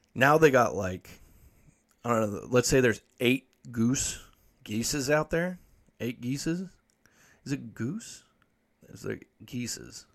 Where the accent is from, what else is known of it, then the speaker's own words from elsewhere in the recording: United States; I'm from Washington